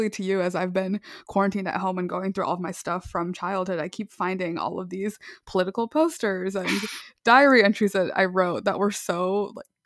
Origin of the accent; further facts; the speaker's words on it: El Salvador; born there; moved away; Yeah, so like I said, I was born in El Salvador. So being